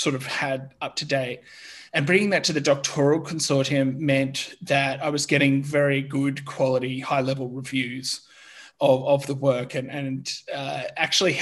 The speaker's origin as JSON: {"language": "English", "country": "Australia", "moved": "as an adult", "lives_now": "Germany", "said": "I'm originally from Australia, but I'm now currently living and working in Germany"}